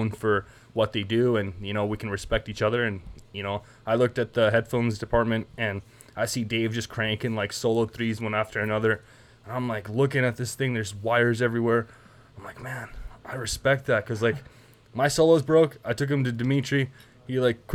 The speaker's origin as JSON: {"language": "English", "country": "Canada", "moved": "yes", "said": "I'm from Canada, so I have a lot of jokes and a lot of terms and terminology, like cranking darts"}